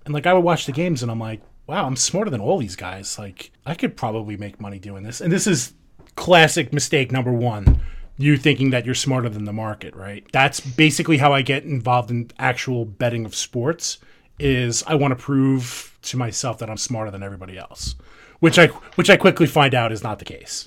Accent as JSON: {"language": "English", "region": "New York", "country": "United States", "accent": "New York", "said": "everybody can tell from my terrible accent, I'm from New York."}